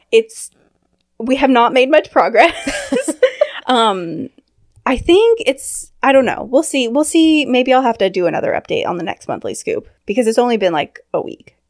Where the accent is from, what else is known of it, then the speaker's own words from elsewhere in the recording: California, United States; also born or lived in London; now in Washington, United States; I grew up in California